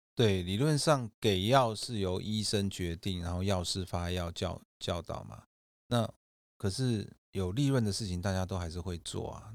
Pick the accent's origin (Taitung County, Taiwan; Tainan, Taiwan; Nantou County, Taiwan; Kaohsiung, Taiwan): Kaohsiung, Taiwan; moved away as an adult; now in Taipei, Taiwan; 我本身是高雄人，嗯，然后后来是考上阳明医学大学，就是北上来